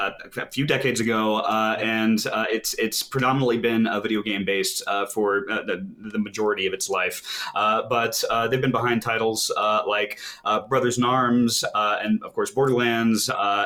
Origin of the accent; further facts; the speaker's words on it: Houston, Texas, United States; also born or lived in Dallas; Houston, more or less.